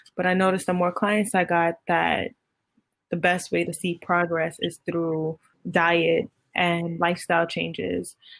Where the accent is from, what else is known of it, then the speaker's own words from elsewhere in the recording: New York City, New York, United States; I'm from Brooklyn